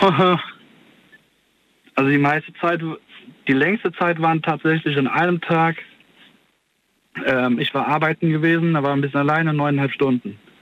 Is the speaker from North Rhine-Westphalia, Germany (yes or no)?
yes; Cologne, North Rhine-Westphalia, Germany; ich komme ja aus Köln